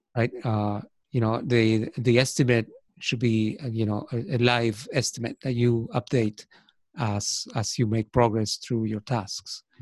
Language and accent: English; Argentina; first language Spanish; English is a second language; moved away as an adult; also born or lived in United States; now in Ireland; I was born in Argentina